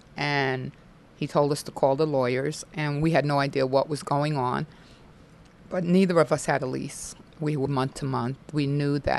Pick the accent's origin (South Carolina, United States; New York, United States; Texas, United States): New York, United States; New York City; I'm from Brooklyn.